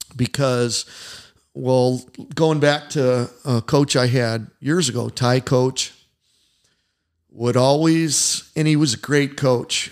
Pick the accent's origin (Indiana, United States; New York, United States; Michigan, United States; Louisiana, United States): Indiana, United States; I'm from Indiana